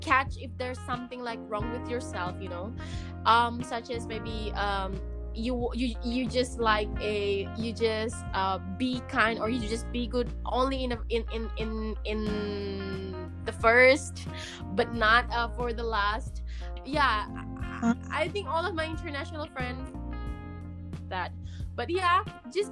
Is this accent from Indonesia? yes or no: yes; Indonesia; English is a second language; I'm from Indonesia